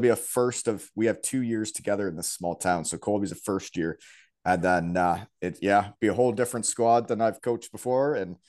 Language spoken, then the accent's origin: English; Elmira, Ontario, Canada; growing up in Elmira